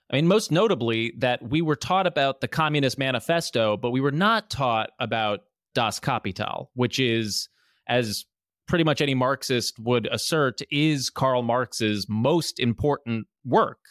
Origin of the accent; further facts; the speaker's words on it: New Jersey, United States; moved away as an adult; now in New York, United States; I am from New Jersey